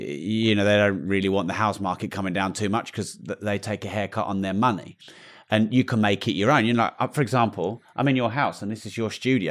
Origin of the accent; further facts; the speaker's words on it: United Kingdom; I'm British